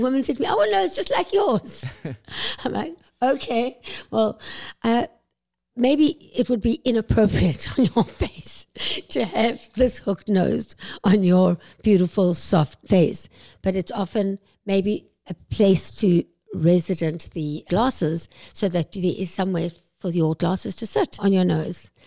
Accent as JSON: {"language": "English", "country": "South Africa", "moved": "as an adult", "lives_now": "Vancouver, Canada", "said": "I'm South African, as you can probably hear"}